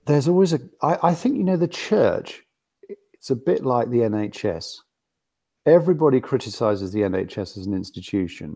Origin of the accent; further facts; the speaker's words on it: London, United Kingdom; accent: West London; I come from West London